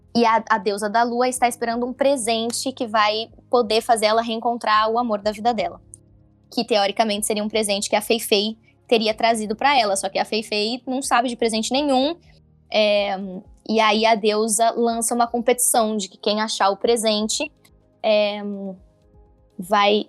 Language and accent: Portuguese; São Paulo, Brazil; eu sou de São Paulo